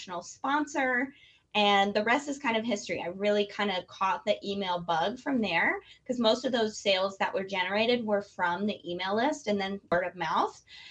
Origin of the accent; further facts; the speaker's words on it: Detroit, Michigan, United States; I was born in Detroit